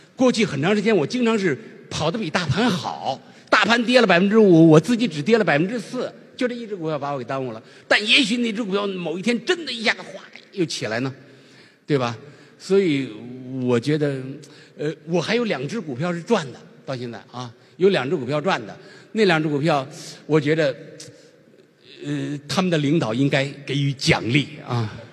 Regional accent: China; 作为一个中国人

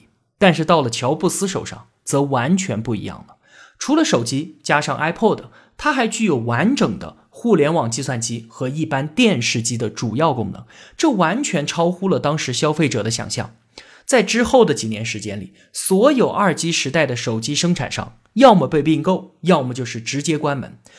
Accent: China; 但是长年以来，他都是我们中国人所热议的话题。

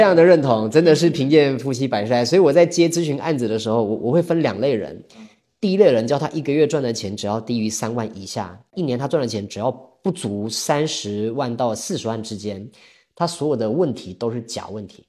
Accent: Taiwan; accent: Taiwanese; moved away as an adult; now in Hangzhou, China; 我来自这个中国台湾，然后现在住在杭州，二零一八年的时候来杭州的，那我过去我是二零一二年进入职场的，也就是我今年虚岁应该算三十七吧，我是八七年的

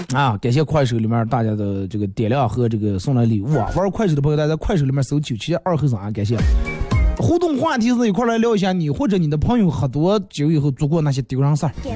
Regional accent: Bayannur, Inner Mongolia, China; accent: Bameng dialect; 我是内蒙古的

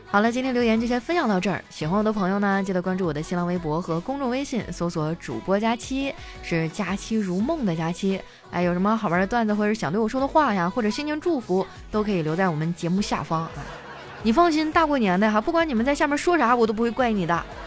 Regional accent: Harbin, Heilongjiang, China; 作为哈尔滨人民啊

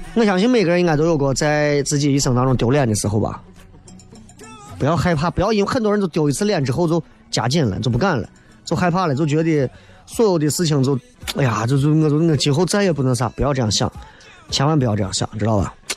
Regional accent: Xi'an, Shaanxi, China; 作为西安人更是这样。

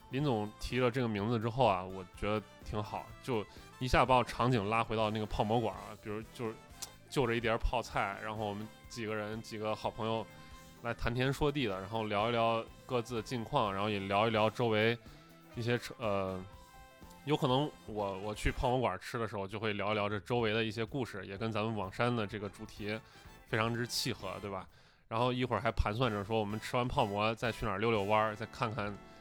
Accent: Xi'an, Shaanxi, China; 我们今天在座的三个主播嘛，都是西安人对吧？都土生土长了

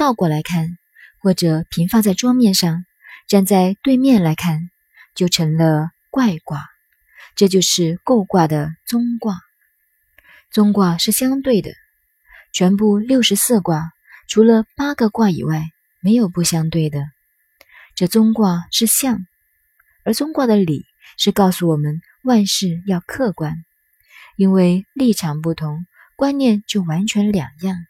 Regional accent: China; 我们中国人说话常常都来自于《易经》

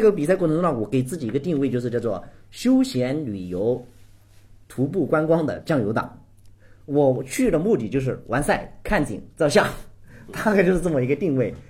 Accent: Guizhou, China; 我们家呢是那个贵州的， 我从小就在山区长大， 那个时候家庭条件比较穷

